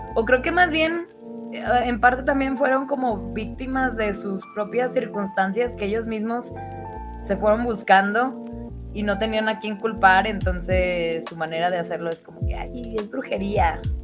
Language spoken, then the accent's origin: Spanish; Mexico; aquí de donde yo soy, este, hay una comunidad que se llama mesquetic